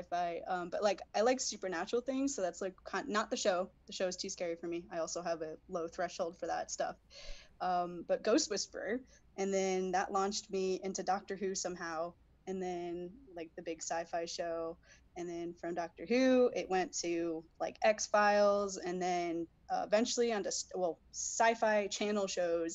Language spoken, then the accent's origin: English; Connecticut, United States; moved away as an adult; now in West Coast, United States; I'm from Connecticut, from the East Coast originally